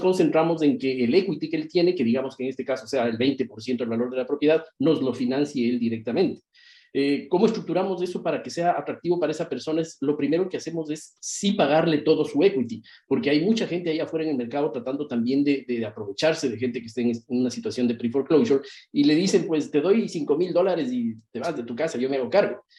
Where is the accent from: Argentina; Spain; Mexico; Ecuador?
Ecuador; moved away as an adult; now in Miami, United States; soy originalmente de Ecuador, vivo acá en Estados Unidos nueve años aproximadamente, y em, en Miami, Florida